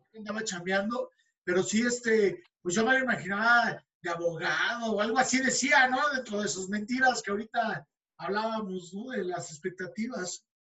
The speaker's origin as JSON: {"language": "Spanish", "region": "Mexico City", "country": "Mexico", "tie": "born or raised there", "said": "mi adolescencia fue en el DF"}